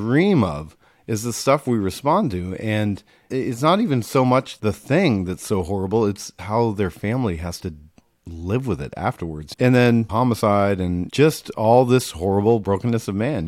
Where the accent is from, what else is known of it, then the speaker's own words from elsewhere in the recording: Rutland, Massachusetts, United States; I grew up in, uh, small town Massachusetts, a small town called, uh, Rutland, New England